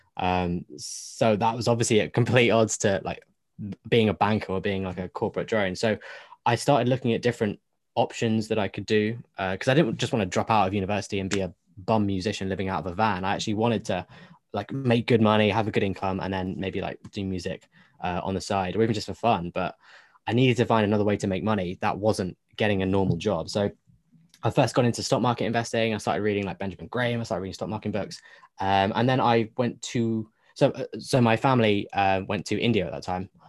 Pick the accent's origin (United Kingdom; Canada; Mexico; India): United Kingdom; me being British